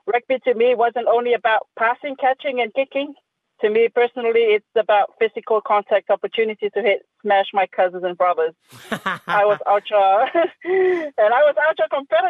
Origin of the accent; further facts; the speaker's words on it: Samoa; Born and raised in Samoa